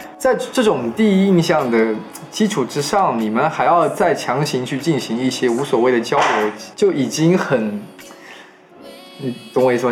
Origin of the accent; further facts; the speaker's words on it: Changle, Fujian, China; now in Hangzhou, China; 跟我一样来自长乐的